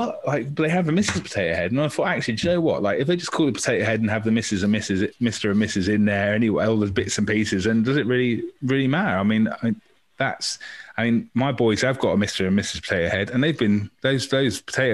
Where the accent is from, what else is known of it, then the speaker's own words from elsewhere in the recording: Maidstone, South East England, United Kingdom; now in Torquay, United Kingdom; I'm from Maidstone in Kent, which was much more diverse when I was in primary school